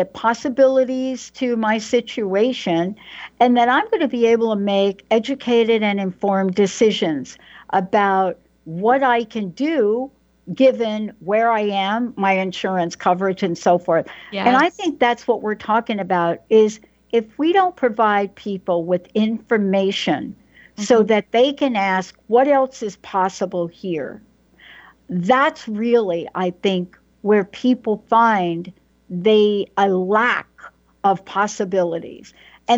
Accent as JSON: {"language": "English", "region": "New York", "country": "United States", "said": "I'm a girl from New York. I didn't grow up with this conversation."}